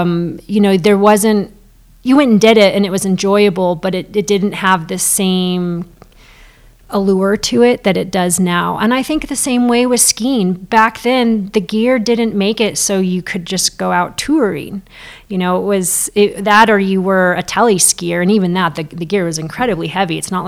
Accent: Girdwood, Alaska, United States; also born or lived in Anchorage; It wasn't like Girdwood was a smaller town than Anchorage, because I also spent time growing up in Anchorage.

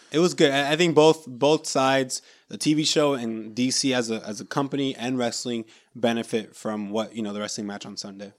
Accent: Orlando, Florida, United States; we're from Florida, Central Florida, Orlando area

